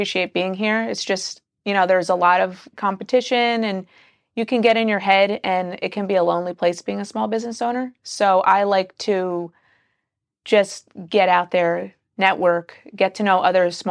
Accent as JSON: {"language": "English", "region": "New Jersey", "country": "United States", "moved": "as an adult", "lives_now": "Northern Virginia, United States", "said": "We're from New Jersey."}